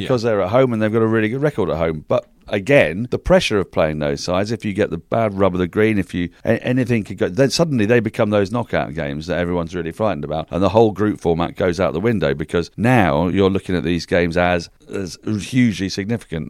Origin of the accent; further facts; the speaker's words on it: United Kingdom; we're British